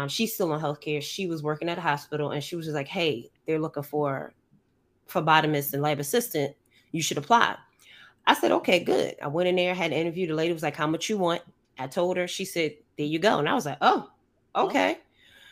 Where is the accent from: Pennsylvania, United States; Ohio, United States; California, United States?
Pennsylvania, United States; Philadelphia; moved away as an adult; now in Georgia, United States; I'm originally from Philly.